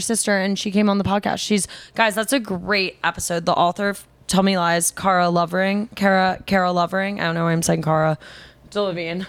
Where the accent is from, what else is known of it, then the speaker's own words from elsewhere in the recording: New York, United States; I'm a New Yorker